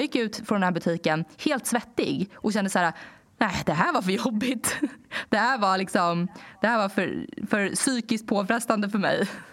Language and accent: Swedish; Danderyd, Stockholm County, Sweden; när jag var yngre och bodde i Danderyd